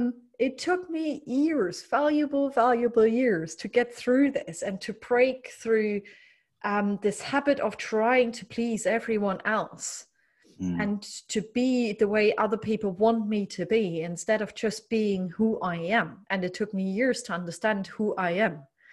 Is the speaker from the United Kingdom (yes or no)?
no; Germany; English is a second language; I grew up in East, former communist Germany.